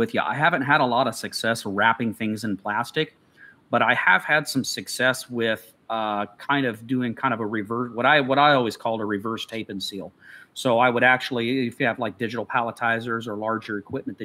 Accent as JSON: {"language": "English", "region": "Midwest", "country": "United States", "tie": "born or raised there", "said": "Growing up in the Midwest"}